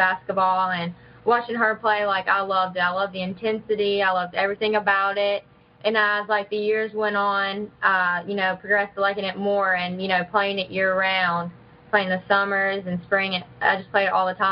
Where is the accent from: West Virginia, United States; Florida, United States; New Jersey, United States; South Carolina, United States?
West Virginia, United States; Athens; I was born in Virginia, but I moved to actually Athens when I was like 3. I've been here my whole life